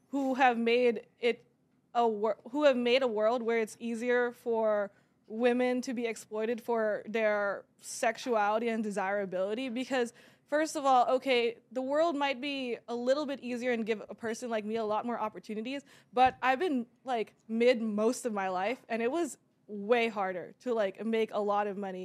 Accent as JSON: {"language": "English", "country": "Kuwait", "tie": "born or raised there", "said": "I was born in Kuwait."}